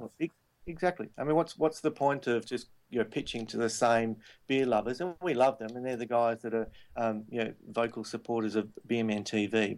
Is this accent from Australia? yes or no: yes; Perth, Western Australia, Australia; moved away as an adult; now in Sydney, Australia; my hometown of Perth and also now here in Sydney that I've been for 13 years